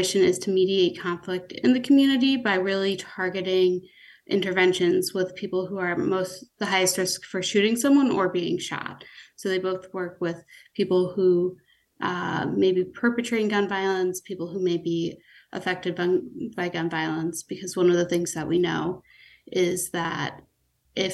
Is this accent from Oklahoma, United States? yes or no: no; Clifton Park, New York, United States; also born or lived in Philadelphia; I grew up not too far from Troy. I grew up in Clifton Park, which is about 15 minutes away.